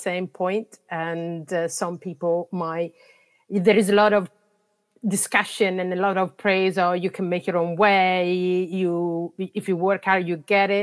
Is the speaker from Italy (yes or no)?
yes; Italy; English is a second language; moved away as an adult; I was living in Italy. That's where I'm coming from, and you can guess probably from my accent